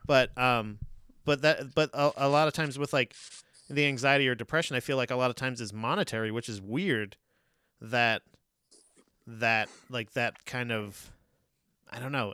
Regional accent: Florida, United States; moved away; growing up in Florida

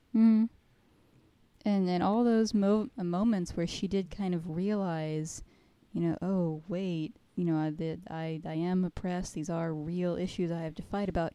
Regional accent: United States; me as an American

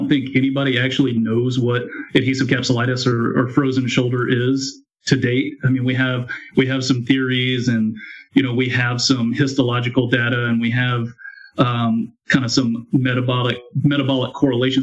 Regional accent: Texas, United States; I have been born and raised in Texas. Have never really lived anywhere else.

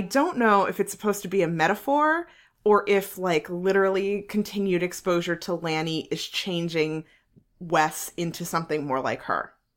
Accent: New Jersey, United States; I'm from New Jersey.

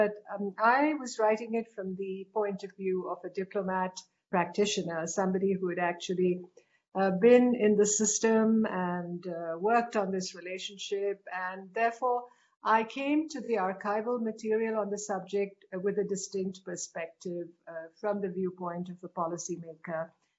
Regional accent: India; as an Indian who looks on Tibet as a region very close to our country

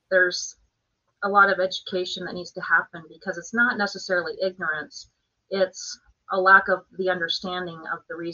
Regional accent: Bend, Oregon, United States; We came from Oregon, Bend, Oregon, and we had just gone through the mortgage meltdown

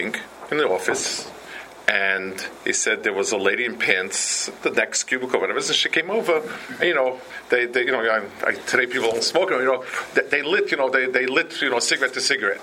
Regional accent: New York City, New York, United States; also born or lived in Lakewood, New Jersey; Where I grew up on the Lower East Side, there was a Chassidish Rebbe

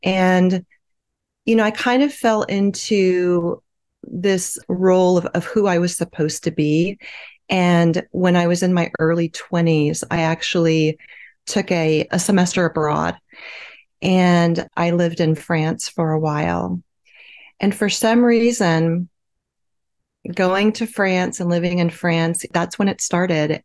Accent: Midwest, United States; I grew up in the Midwest

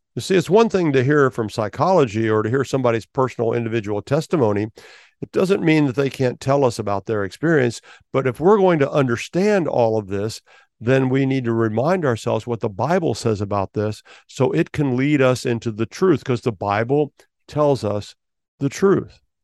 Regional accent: Milford, Ohio, United States; now in Florida, United States; Milford, Ohio, because that's my hometown. That's where I grew up

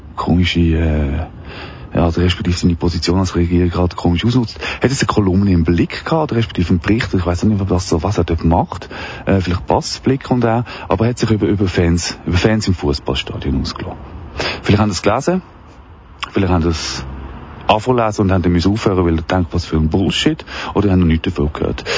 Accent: Wettingen, Aargau, Switzerland; durch meinen Heimatort. In Wettigen

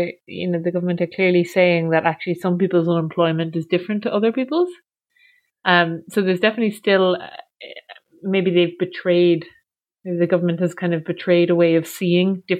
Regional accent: Achill Island, County Mayo, Ireland; I'm from Achill Island

